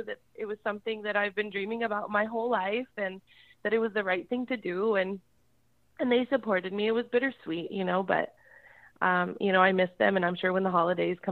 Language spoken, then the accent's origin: English; northern Nevada, United States; moved away as an adult; now in San Antonio, United States; I grew up in Nevada